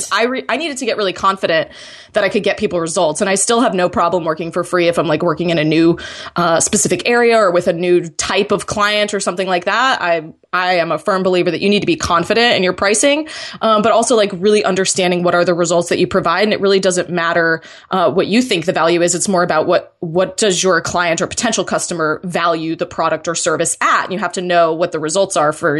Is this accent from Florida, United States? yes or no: yes; Florida, United States; I'm originally from Florida, and then my brother and his wife moved down here in December